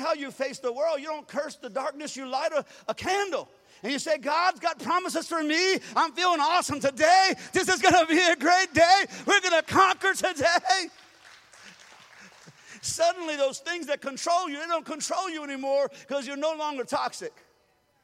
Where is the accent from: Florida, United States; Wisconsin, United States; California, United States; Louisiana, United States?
Louisiana, United States; I was raised in Louisiana